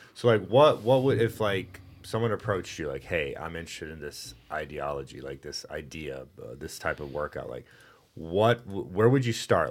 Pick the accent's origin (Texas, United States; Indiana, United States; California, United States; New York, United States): Texas, United States; moved away; I'm from Texas